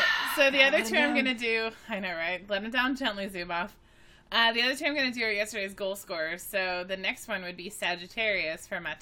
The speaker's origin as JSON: {"language": "English", "country": "United States"}